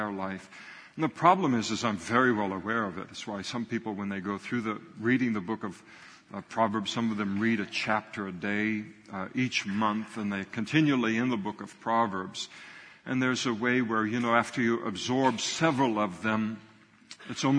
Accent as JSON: {"language": "English", "country": "United States", "tie": "born or raised there", "said": "I grew up in the United States of America"}